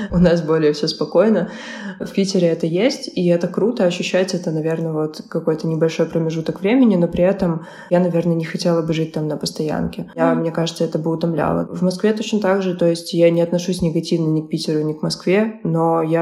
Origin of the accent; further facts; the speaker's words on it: Ukraine; Я переехала сюда из Украины и начала